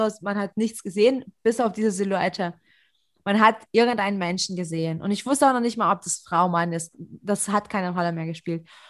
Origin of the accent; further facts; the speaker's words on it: Leipzig, Saxony, Germany; ich fühle mich sicher in Leipzig und ich bin Leipziger